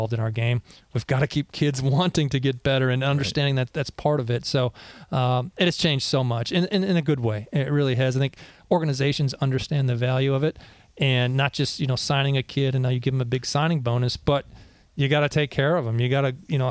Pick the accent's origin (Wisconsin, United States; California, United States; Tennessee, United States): Wisconsin, United States; moved away; I grew up in the Midwest in Wisconsin